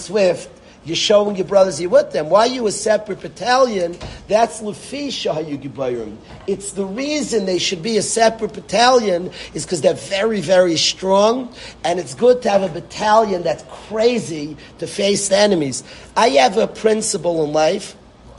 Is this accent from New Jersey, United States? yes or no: yes; Lakewood, New Jersey, United States; I was born in Lakewood